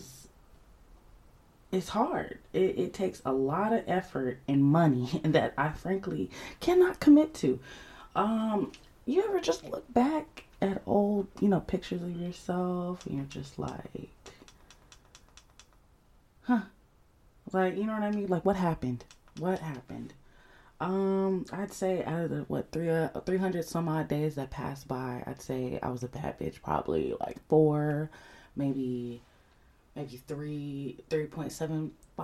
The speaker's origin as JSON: {"language": "English", "town": "Atlanta", "region": "Georgia", "country": "United States", "tie": "born or raised there", "said": "I'm Somali American, born and raised on the south side of Atlanta"}